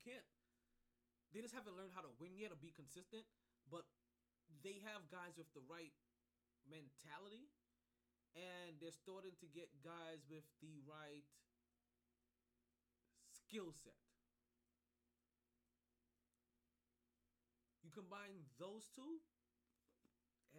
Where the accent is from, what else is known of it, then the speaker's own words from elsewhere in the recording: New York City, New York, United States; moved away; we get into my hometown, we see what's going on in New York.